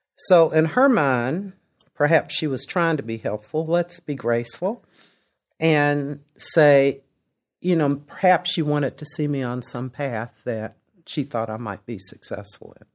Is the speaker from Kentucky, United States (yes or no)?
yes; Lexington, Kentucky, United States; also born or lived in Delaware; I grew up in Lexington. I grew up in a segregated Lexington.